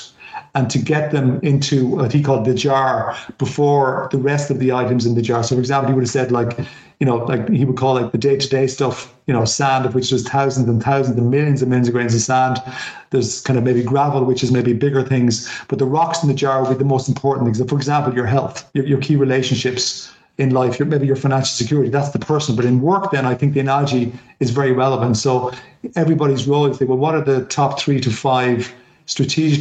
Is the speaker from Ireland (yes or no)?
yes; Ireland; as an Irish person